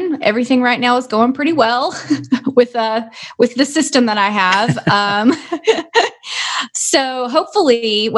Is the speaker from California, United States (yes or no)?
no; Arkansas, United States; I am from Arkansas. I pronounce it the way my high school teacher pronounced it